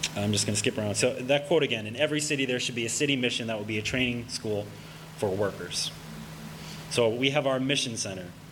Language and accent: English; Pennsylvania, United States; also born or lived in Allentown, Pennsylvania; I'm from Pennsylvania. I'm, I'm living in Allentown, Pennsylvania right now